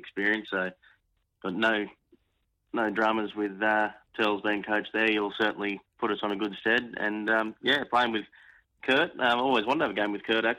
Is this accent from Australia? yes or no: yes; Ballina, New South Wales, Australia; moved away; also born or lived in Warilla, New South Wales; I'm originally from Ballina